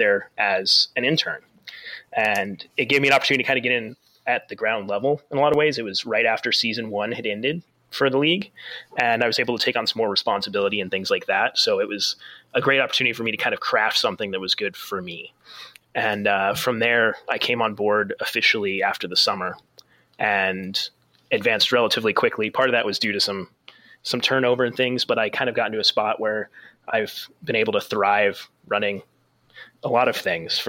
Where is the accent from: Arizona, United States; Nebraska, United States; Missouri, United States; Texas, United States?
Arizona, United States; Phoenix; So I grew up in Phoenix, Arizona, which is not exactly, I mean, now it's more of a hockey town, but it certainly wasn't when I was a kid.